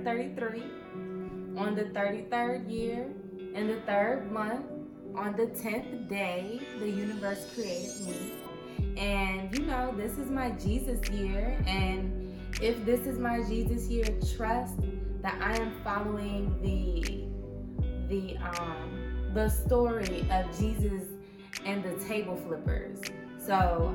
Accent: St. Louis, Missouri, United States; moved away; my hometown, St. Louis

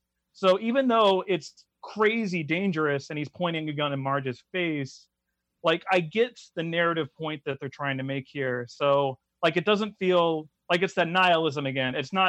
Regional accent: United States; I'm an American

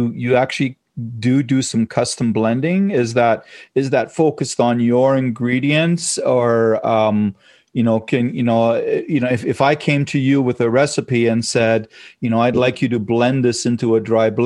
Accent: Germany; moved away; my background and growing up in Germany and stuff like that and training there

